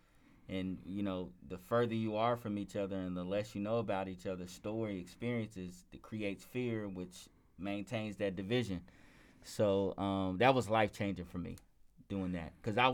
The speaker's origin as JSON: {"language": "English", "town": "Lexington", "region": "Kentucky", "country": "United States", "tie": "born or raised there", "said": "Yeah, I'm from Lexington, Kentucky."}